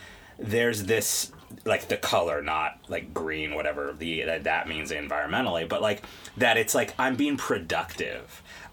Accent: Dallas, Texas, United States; because I grew up in Dallas, and it was not a thing until, you know, maybe, like, 1994, 95?

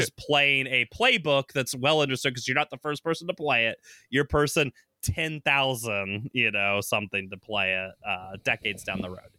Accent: the South, United States; now in Seattle, United States; I grew up in the South

